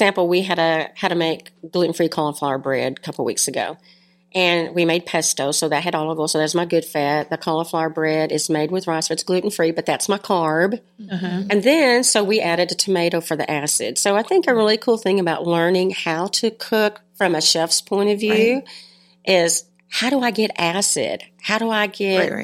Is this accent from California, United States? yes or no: no; Bridgeport, Texas, United States; I'm a country girl. I grew up in Bridgeport, Texas. I went to high school here